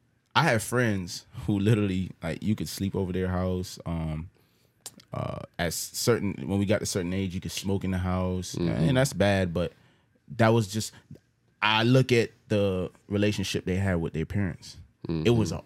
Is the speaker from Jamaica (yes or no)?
yes; Jamaica; Listen, I'm from Jamaica.